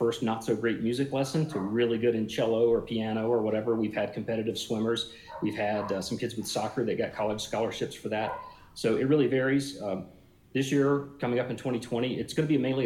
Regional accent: South Alabama, United States; moved away; I grew up in South Alabama and learned to swim in a creek

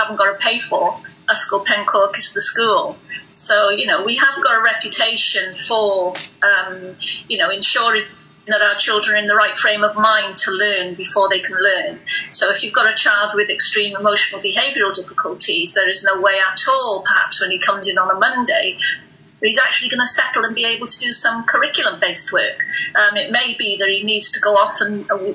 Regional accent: North Wales, United Kingdom; I'm from North Wales.

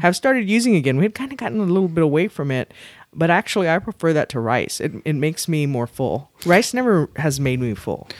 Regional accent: South Texas, United States; here in South Texas

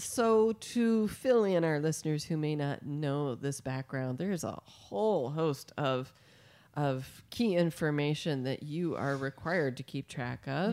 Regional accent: Midwest, United States; now in California, United States; growing up in the Midwest

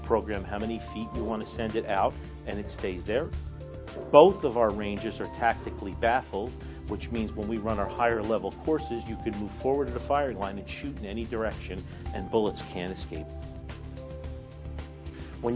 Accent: Newark, New Jersey, United States; I grew up in Newark

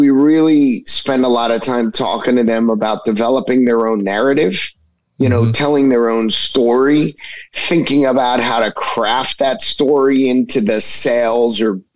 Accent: New York, United States; I was from New York

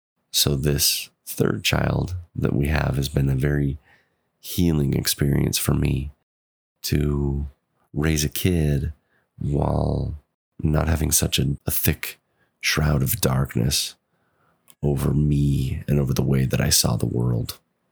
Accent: Pacific Northwest, United States; also born or lived in Chile; I'm from the Pacific Northwest. I was born in the mid 80s, lived as an active believing member for 30 years, served a mission for the church in Chile, Concepción Sur, from 2006 to 2008.

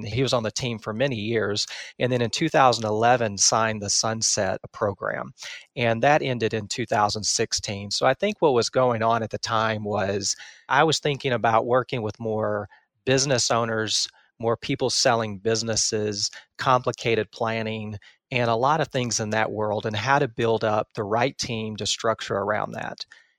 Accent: Texas, United States; Yeah, I've been in Texas my entire life. I grew up in East Texas, typical middle-class family

